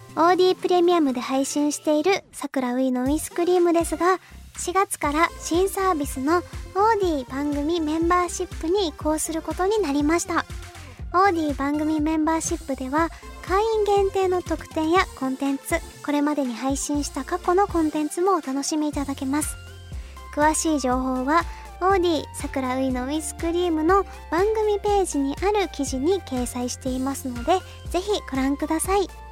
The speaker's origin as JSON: {"language": "Japanese", "region": "Kyushu", "country": "Japan", "tie": "born or raised there", "said": "九州出身です"}